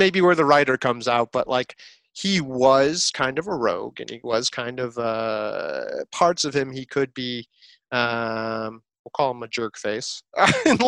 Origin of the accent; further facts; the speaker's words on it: Chicago, Illinois, United States; moved away as an adult; also born or lived in the South (US); now in the South, United States; I grew up, lived in Chicago my whole life pretty much